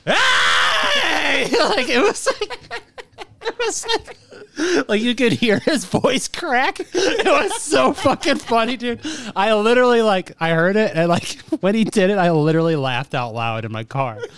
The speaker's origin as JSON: {"language": "English", "town": "Hebron", "region": "Indiana", "country": "United States", "tie": "born or raised there", "said": "I grew up in Hebron"}